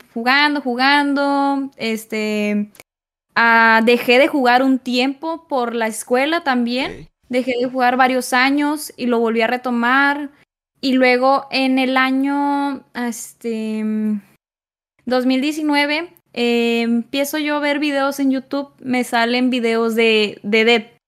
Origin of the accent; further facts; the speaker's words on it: Nuevo Laredo, Tamaulipas, Mexico; yo soy originaria este, de aquí, de Nuevo Laredo